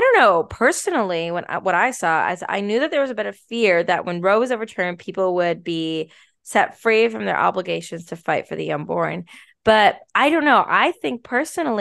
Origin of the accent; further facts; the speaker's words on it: Chicago, Illinois, United States; I'm from Chicago